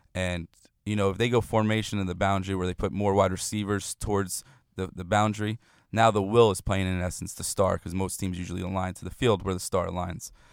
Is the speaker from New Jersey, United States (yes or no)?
yes; New Jersey, United States; moved away; growing up in New Jersey